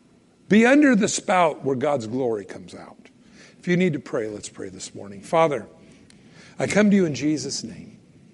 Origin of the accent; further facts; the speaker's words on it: California, United States; now in Idaho, United States; I moved up here from California years ago. Now I know everybody will hate me. No, I'm from California.